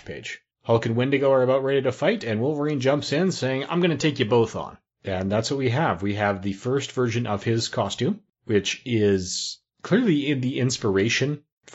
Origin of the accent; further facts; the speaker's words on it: Alberta, Canada; I'm born and raised in Alberta